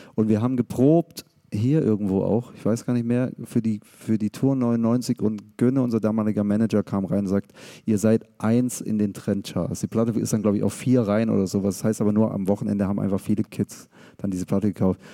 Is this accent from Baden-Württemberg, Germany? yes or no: yes; Stuttgart, Baden-Württemberg, Germany; wir als Szene, wir als Stuttgarter